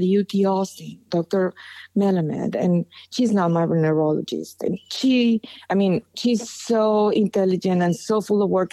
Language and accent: English; Monterrey, Nuevo León, Mexico; I'm from Monterrey.